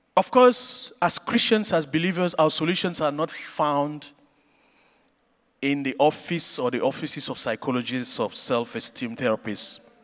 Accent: Cameroon; I grew up in Cameroon

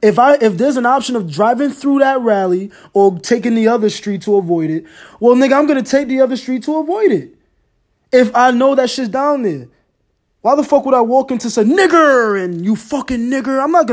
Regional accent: Ghana; First of all, I'm Ghanaian. I'm African. You feel me? I used to get my ass whooped.

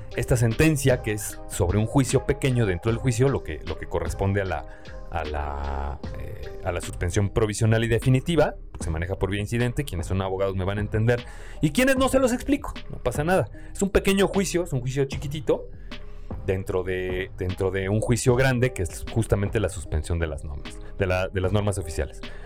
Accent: Mexico; nosotros como mexicanos

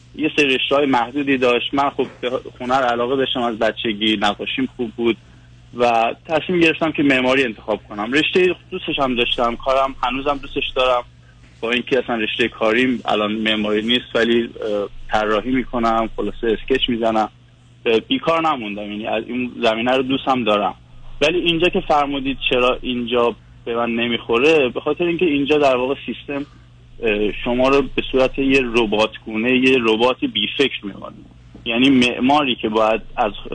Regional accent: Iran; moved away as an adult; now in Vancouver, Canada; از ونکوور تماس میگیرم 5 ساله که از ایران اومدم ونکوور

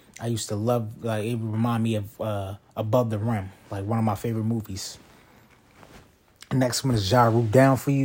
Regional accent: Baltimore, Maryland, United States; I'm from Baltimore

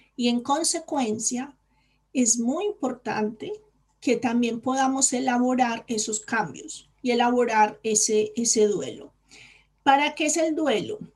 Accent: Colombia; moved away as an adult; now in Spain; cuando yo decidí venirme a España, yo soy colombiana

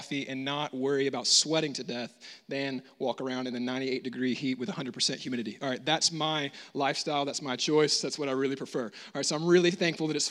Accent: United States; I grew up in the States

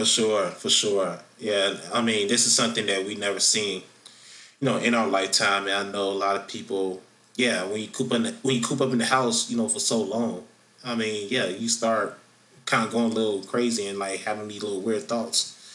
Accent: Florida, United States; in my home state of Florida

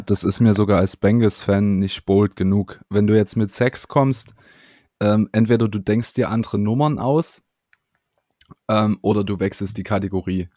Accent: Germany; wir als Deutsche

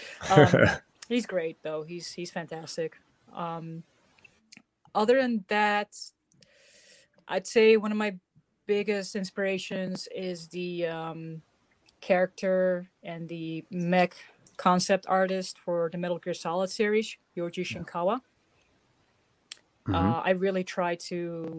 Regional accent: Netherlands; moved away as an adult; now in New Jersey, United States

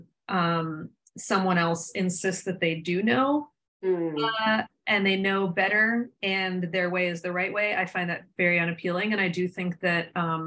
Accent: Somerset, Pennsylvania, United States; moved away as an adult; now in New York, United States; growing up in Somerset

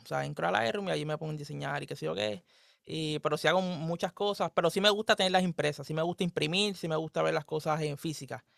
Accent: Puerto Rico; somos de Puerto Rico

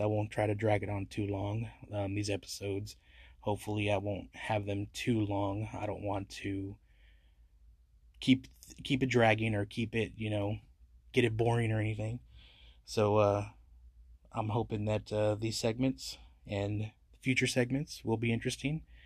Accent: San Antonio, Texas, United States; I love my city, it's my hometown

